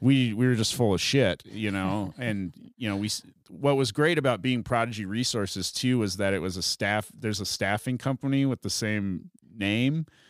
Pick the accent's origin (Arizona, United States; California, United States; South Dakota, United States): South Dakota, United States; moved away as an adult; also born or lived in San Francisco; now in Colorado, United States; growing up in South Dakota